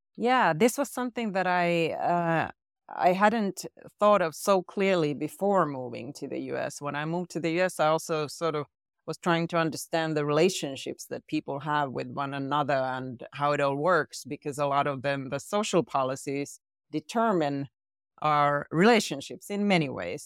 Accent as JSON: {"language": "English", "country": "Finland", "said": "I'm from Finland"}